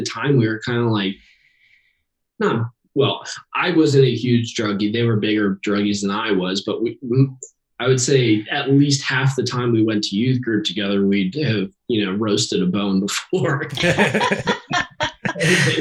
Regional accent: Cincinnati, Ohio, United States; I'm from Cincinnati.

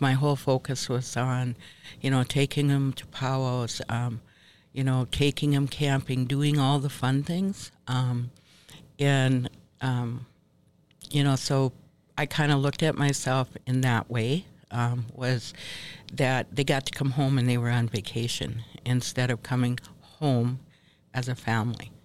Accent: Minnesota, United States; moved away as an adult; also born or lived in Ontario, Canada; now in Bad River, United States; I was um, born and raised here in Minnesota. Um, spent most of my life, um, young life, in Minnesota

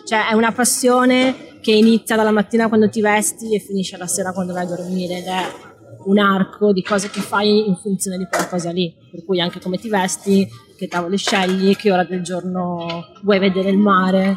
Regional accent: Padua, Veneto, Italy; di Padova, cioè non sono nata alle Hawaii, non sono nata in Sudafrica

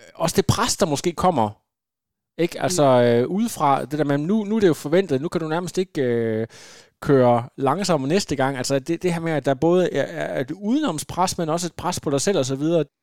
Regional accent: Ringkøbing, Central Denmark Region, Denmark; Jeg kommer ud fra Ringkøbing

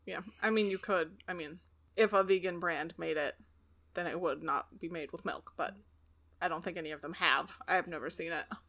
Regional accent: Pacific Northwest, United States; growing up in the Pacific Northwest

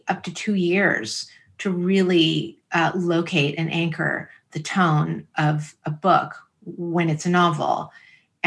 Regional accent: San Francisco, California, United States; the people I grew up with in San Francisco

